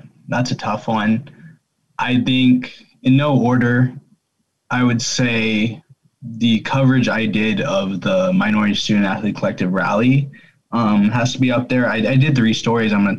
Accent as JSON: {"language": "English", "region": "Colorado", "country": "United States", "said": "I am from Colorado"}